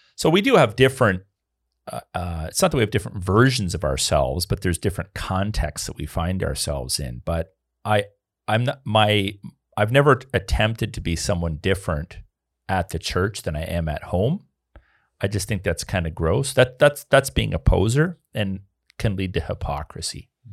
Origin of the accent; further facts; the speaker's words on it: Canada; I'm a Canadian